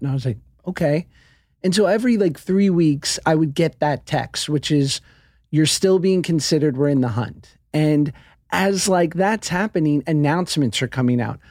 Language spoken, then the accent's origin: English; New York, United States; I'm from New York